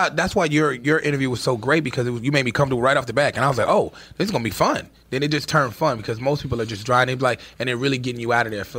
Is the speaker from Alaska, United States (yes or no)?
no; Chicago, Illinois, United States; also born or lived in New York; And I'm from Chicago